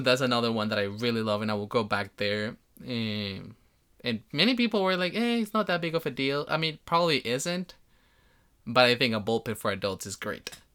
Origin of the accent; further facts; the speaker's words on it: Colombia; moved away; I come from Colombia